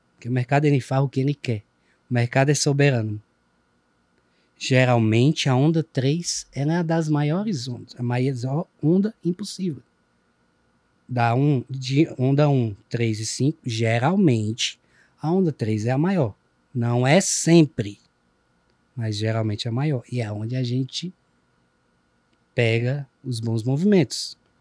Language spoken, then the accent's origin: Portuguese; Ceará, Brazil; accent: Cearense; o cearenseis, nossa, nosso dialeto